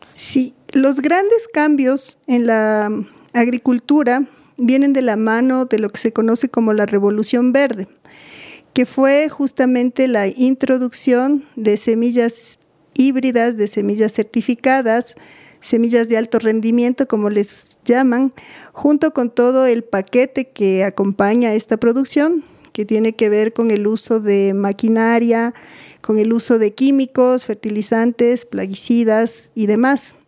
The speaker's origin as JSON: {"language": "Spanish", "town": "Quito", "region": "Pichincha", "country": "Ecuador", "tie": "born or raised there", "said": "Bueno, yo soy de Quito. Nací aquí, he vivido aquí casi toda mi vida"}